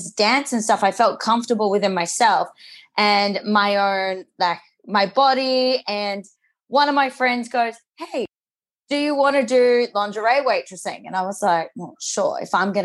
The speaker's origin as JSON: {"language": "English", "town": "Newcastle", "region": "New South Wales", "country": "Australia", "tie": "born or raised there", "also_born_or_lived": "Sydney / Mexico", "said": "I grew up in Newcastle."}